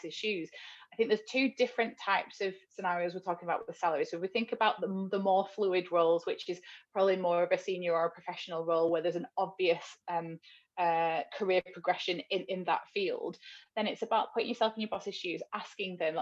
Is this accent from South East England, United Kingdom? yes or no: no; Wigan, North West England, United Kingdom; moved away; I'm from Wigan in the north, so quite a poor town